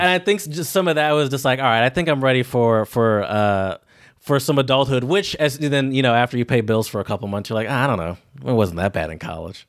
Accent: United States; as an American

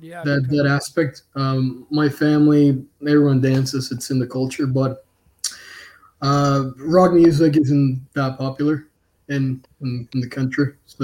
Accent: Caracas, Capital District, Venezuela; moved away as an adult; now in Canada; growing up in Venezuela, the Caribbean, basically

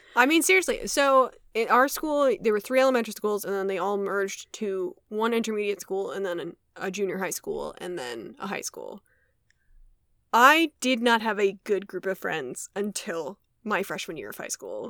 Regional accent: Wisconsin, United States; we grew up in Wisconsin

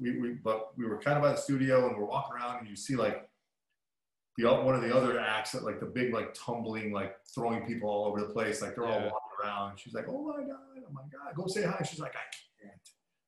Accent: Trenton, Michigan, United States; born or raised there; moved away

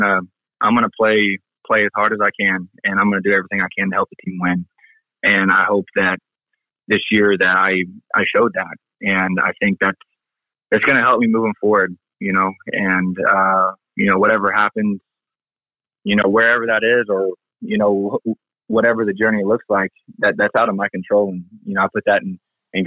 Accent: Kansas City, United States; my hometown

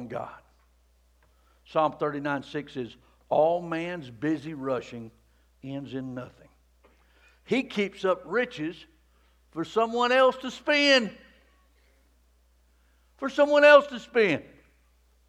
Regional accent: Rockmart, Georgia, United States; I grew up in the Promised Land. I mean, Rockmart

